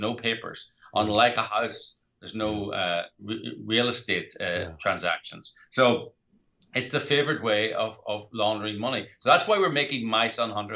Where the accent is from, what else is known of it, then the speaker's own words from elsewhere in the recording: Ireland; I'm from Ireland